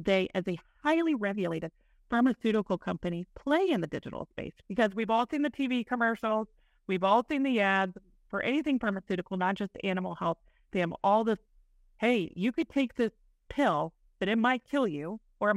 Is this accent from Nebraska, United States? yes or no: no; East Central Illinois, United States; now in Indiana, United States; I grew up in East Central Illinois on a small dairy farm